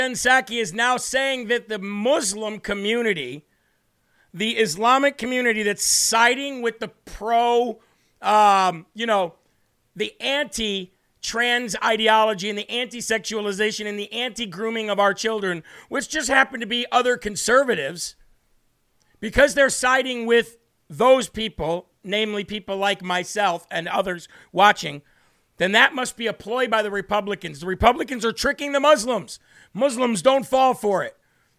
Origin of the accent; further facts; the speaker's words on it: Puerto Rico; I grew up in Puerto Rico. I put on the suntan lotion all the time.